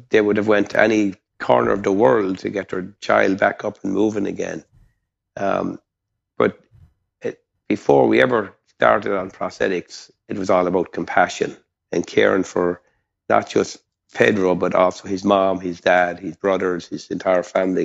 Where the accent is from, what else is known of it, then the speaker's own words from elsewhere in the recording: Ireland; moved away; I grew up in, as you can tell by my accent, not in Texas, but in Ireland